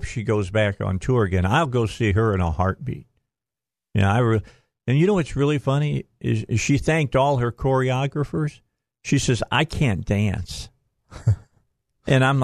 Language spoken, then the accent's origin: English; Gary, Indiana, United States; my hometown. It's where I was born, Gary, Indiana